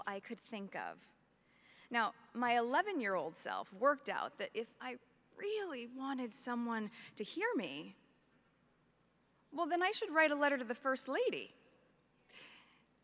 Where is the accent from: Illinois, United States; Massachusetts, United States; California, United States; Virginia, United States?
California, United States; Los Angeles; my hometown of Los Angeles